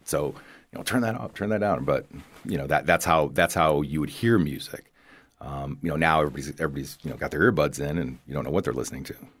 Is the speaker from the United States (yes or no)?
yes; Toledo, Ohio, United States; now in Southwest Florida, United States; growing up in the Rust Belt